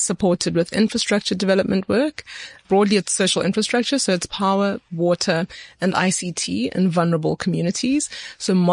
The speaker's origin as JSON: {"language": "English", "town": "Etwatwa", "region": "Gauteng", "country": "South Africa", "tie": "born or raised there", "said": "the community that I grew up in Etwatwa, which is just outside Daveyton"}